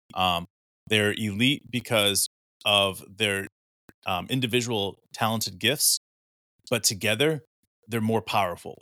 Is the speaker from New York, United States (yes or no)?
no; Oklahoma, United States; both Mark and I were raised in Oklahoma